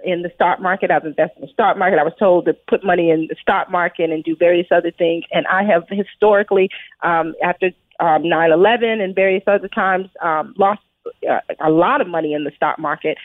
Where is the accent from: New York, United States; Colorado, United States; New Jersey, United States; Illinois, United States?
New York, United States; New York City; as a child, I grew up in Brooklyn, New York